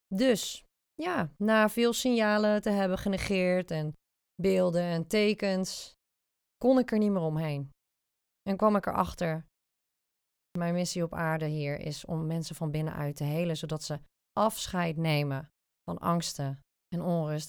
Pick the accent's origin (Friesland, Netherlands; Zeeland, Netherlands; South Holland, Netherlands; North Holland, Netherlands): Zeeland, Netherlands; now in The Hague, Netherlands; ik kom oorspronkelijk uit Zeeland, dus de zeeuw is eigenlijk nooit uit me gegaan